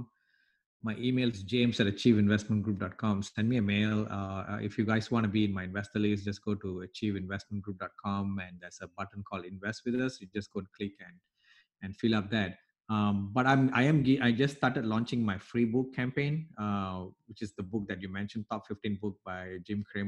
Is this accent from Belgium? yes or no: no; Malaysia; now in United States; I came from Malaysia, Southeast Asia, where I've gone through different school systems